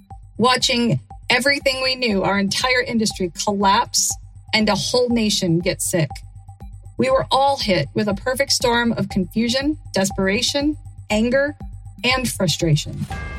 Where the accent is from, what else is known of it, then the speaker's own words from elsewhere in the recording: New Mexico, United States; also born or lived in Florida; Very proudly born and raised in New Mexico. And I attended New Mexico State University.